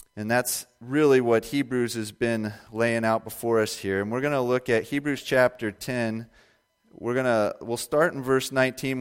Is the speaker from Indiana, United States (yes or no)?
yes; Indiana, United States; I was born and raised in Indiana